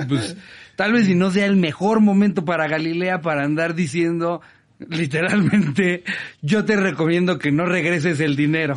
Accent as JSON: {"language": "Spanish", "region": "State of Mexico", "country": "Mexico", "said": "yo que soy del Estado de México"}